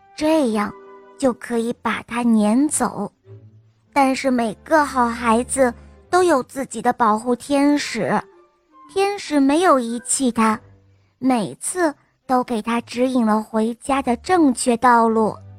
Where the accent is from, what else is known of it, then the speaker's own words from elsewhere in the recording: Nanjing, Jiangsu, China; 我今天七岁了，我来自南京